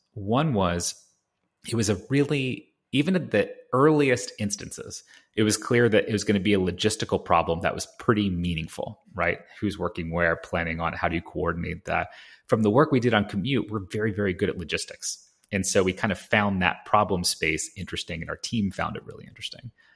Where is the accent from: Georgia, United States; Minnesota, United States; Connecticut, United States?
Georgia, United States; Atlanta; We grew up in Atlanta